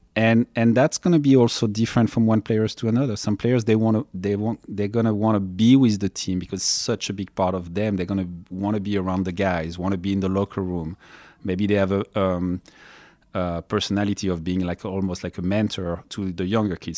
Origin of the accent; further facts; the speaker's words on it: France; moved away as an adult; now in Los Angeles, United States; I'm coming from France. I came, uh, to United States in ninety-nine.